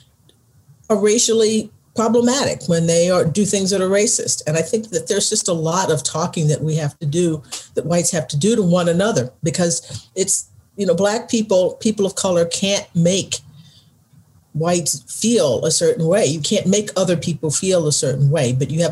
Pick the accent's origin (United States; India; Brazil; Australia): United States; Texas; my home state, Texas